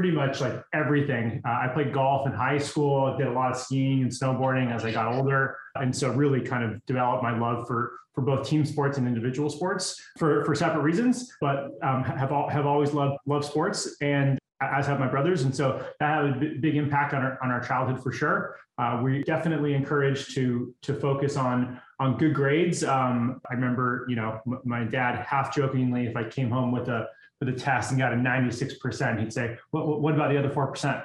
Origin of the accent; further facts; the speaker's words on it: Los Angeles, California, United States; moved away as an adult; now in Austin, United States; I'm from Los Angeles, grew up in West LA, went to Santa Monica High